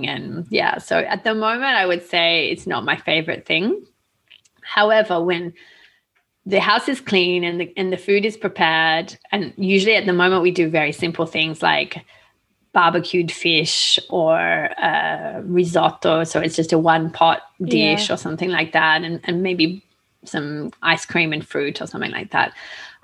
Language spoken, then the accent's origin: English; Australia; I grew up in Australia